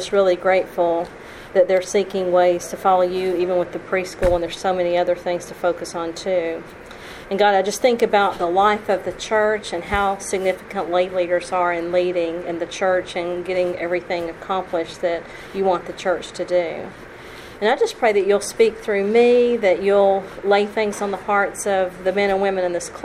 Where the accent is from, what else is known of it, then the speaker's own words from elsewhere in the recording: United States; also born or lived in Tennessee / Kentucky / Alabama; I was raised in churches in Tennessee and Kentucky